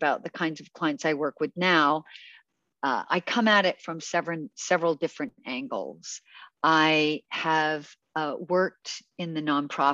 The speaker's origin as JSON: {"language": "English", "country": "Canada", "tie": "born or raised there", "also_born_or_lived": "United Kingdom", "said": "I'm Canadian. I was actually born in Britain, but raised in Canada."}